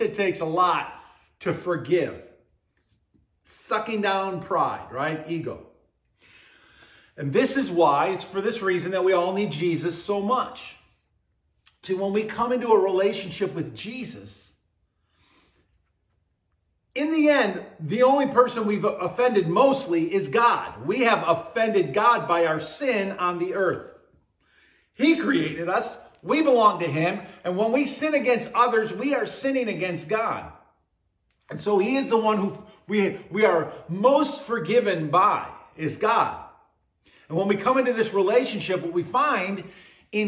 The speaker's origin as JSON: {"language": "English", "town": "Buffalo", "region": "New York", "country": "United States", "tie": "born or raised there", "said": "growing up in Buffalo"}